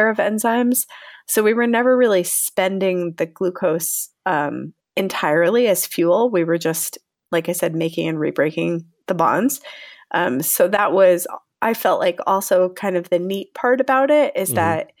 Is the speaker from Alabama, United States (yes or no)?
no; Connecticut, United States; moved away as an adult; also born or lived in New York / Salt Lake City, Utah; now in San Diego, United States; I am originally from Connecticut